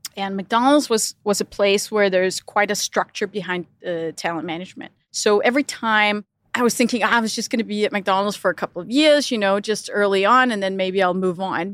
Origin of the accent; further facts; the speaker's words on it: Denmark; moved away as an adult; also born or lived in Europe / United States / Middle East; growing up in Denmark is very free